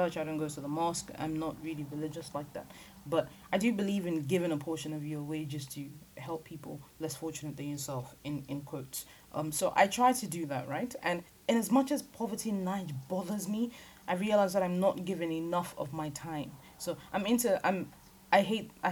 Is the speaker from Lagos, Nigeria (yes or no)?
yes; Lagos, Nigeria; now in United Kingdom; I'm from Lagos Island. I don't know if anybody knows what Lagos Island looks like. That's where I was born. That's where I was raised.